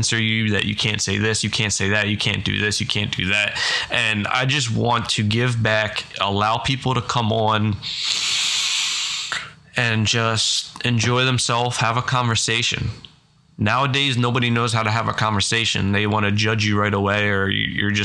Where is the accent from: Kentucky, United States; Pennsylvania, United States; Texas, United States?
Pennsylvania, United States; I am from Pennsylvania